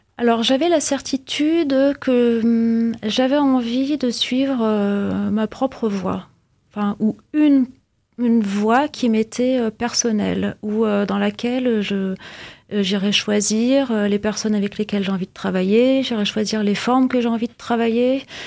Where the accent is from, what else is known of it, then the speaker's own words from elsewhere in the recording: Vienna, Austria; now in Villeneuve-d'Ascq, France; j'ai grandi à Vienne, donc forcément la langue allemande me parle